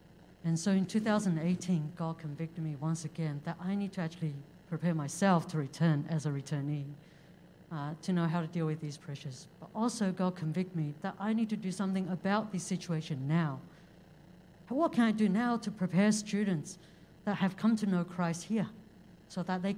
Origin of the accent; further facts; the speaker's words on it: China; moved away; I was born in China.